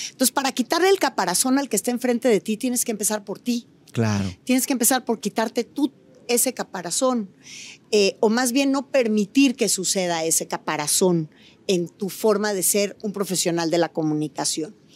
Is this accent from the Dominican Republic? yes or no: no; Mexico; cómo somos discriminadores los mexicanos de nuestras propias comunidades indígenas.